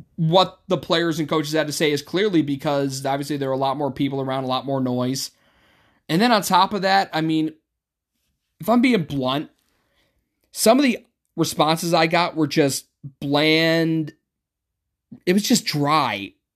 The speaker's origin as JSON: {"language": "English", "town": "Utica", "region": "New York", "country": "United States", "said": "I'm from Utica"}